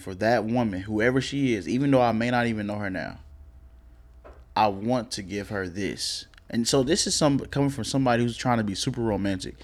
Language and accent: English; Oklahoma, United States; also born or lived in Texas; now in Dallas, United States; I'm from Oklahoma